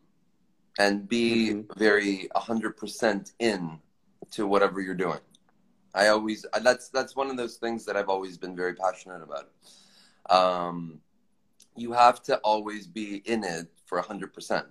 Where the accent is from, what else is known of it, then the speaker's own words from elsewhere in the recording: Toronto, Ontario, Canada; moved away as an adult; now in Los Angeles, United States; I'm from Canada. I grew up there